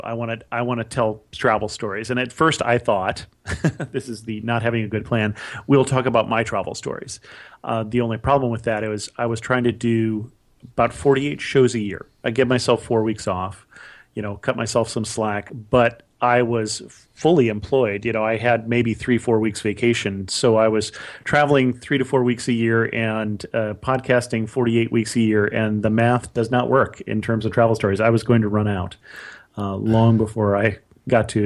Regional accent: California, United States; also born or lived in Ohio / upstate New York; I really grew up in California

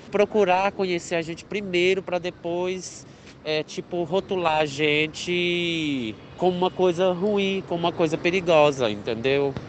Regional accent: Cristais, Minas Gerais, Brazil; now in São Paulo, Brazil; sou de Cristais, Minas Gerais, mas já vai fazer 12 anos que moro em São Paulo

